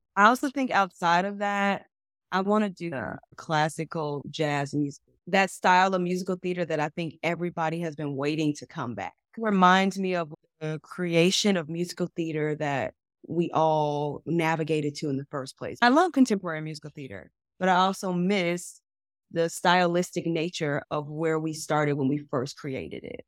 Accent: Chicago, Illinois, United States; I'm from Chicago

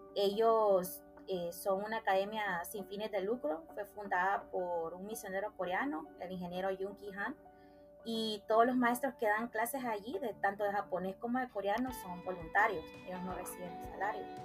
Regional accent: Puerto Cortés, Cortés, Honduras; now in San Pedro Sula, Honduras; yo nací en Puerto Cortés, Honduras, pero ya llevo aproximadamente 20 años de vivir eh, acá en San Pedro Sula

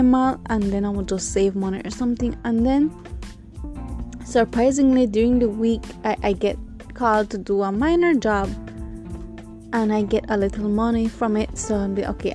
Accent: Corozal, Corozal District, Belize; I'm originally from Corozal.

